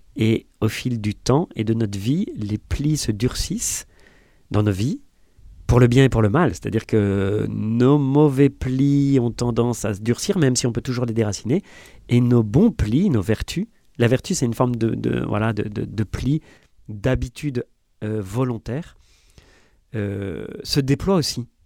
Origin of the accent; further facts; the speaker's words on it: France; si on est français